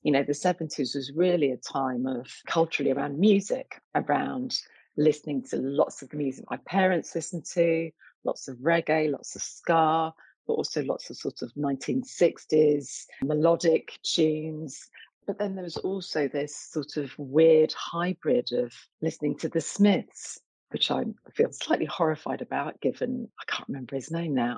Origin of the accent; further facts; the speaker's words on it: London, United Kingdom; also born or lived in Essex; i grew up in east london child of jamaican immigrants